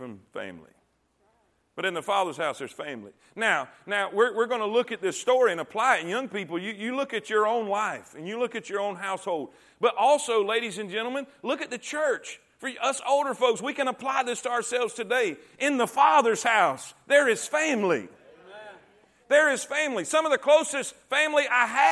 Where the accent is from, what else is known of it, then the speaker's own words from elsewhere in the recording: Fort Pierce, Florida, United States; moved away as an adult; also born or lived in Stuart, Florida / Okeechobee, Florida / South Carolina / Barnwell, South Carolina; now in Alabama, United States; I grew up in a place called Fort Pierce, Florida, until I graduated high school